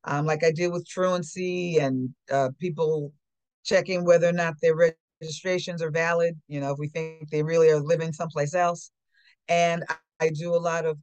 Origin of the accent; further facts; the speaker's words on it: Englewood, New Jersey, United States; also born or lived in Teaneck, New Jersey; I grew up in Englewood, which is the next town over